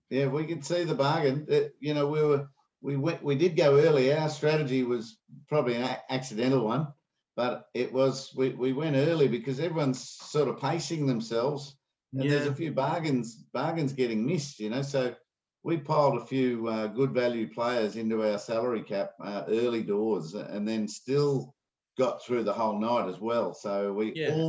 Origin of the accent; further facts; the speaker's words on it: Ireland; Mate, I'll get mate. I'm Irish. I get sunburnt in the shade.